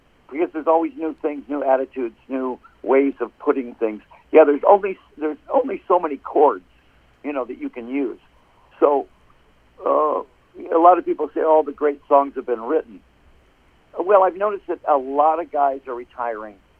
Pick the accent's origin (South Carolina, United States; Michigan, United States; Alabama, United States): Michigan, United States; Detroit; now in Phoenix, United States; I'm from Detroit